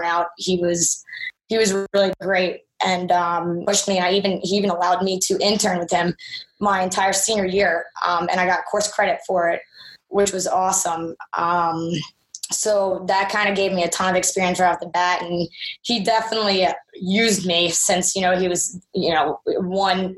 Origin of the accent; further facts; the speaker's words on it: Philadelphia, Pennsylvania, United States; moved away; also born or lived in Charlotte; We're from Philadelphia originally